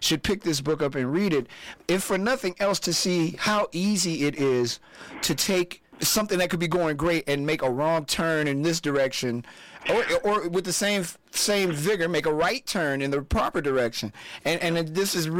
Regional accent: Midwest, United States; I'm a Midwesterner

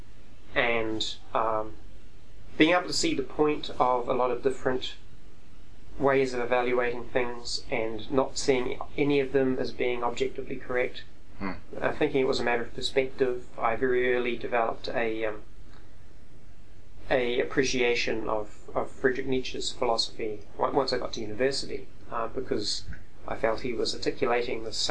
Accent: New Zealand; I'm a New Zealander

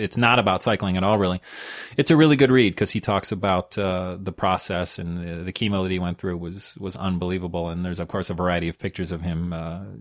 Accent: New York, United States; I'm from New York

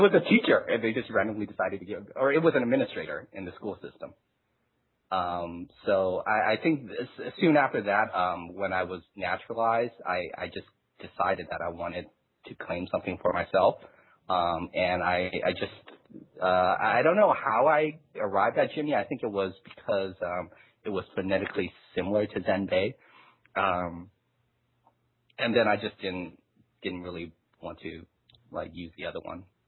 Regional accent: China; now in United States; I was born in China

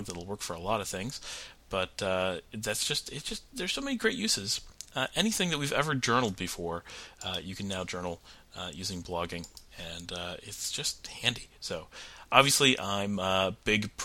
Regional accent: Rochester, New York, United States; I live in, I'm from the Rochester area.

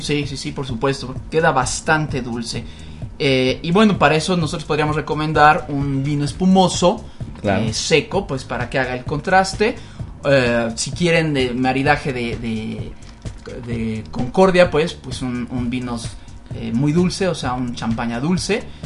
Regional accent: Mexico; como los mexicanos somos la familia muy ganito

